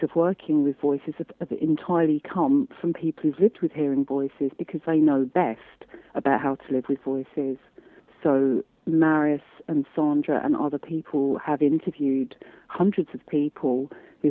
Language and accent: English; London, United Kingdom; I say that as a Londoner